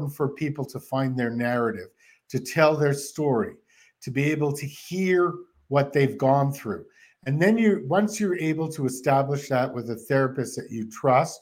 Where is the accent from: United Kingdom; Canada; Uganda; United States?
Canada; moved away; I'm from Canada